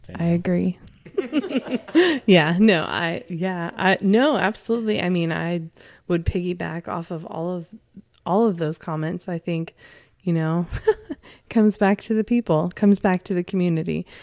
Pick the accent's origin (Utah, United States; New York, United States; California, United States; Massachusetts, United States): California, United States; now in Arkansas, United States; I didn't grow up in Arkansas and I grew up in California